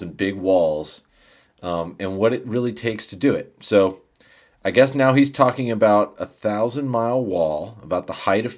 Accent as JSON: {"language": "English", "country": "United States", "said": "I'm American"}